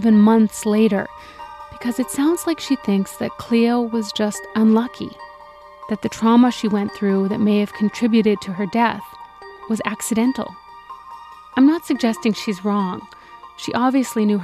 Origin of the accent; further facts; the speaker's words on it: Saskatchewan, Canada; I'm from Saskatchewan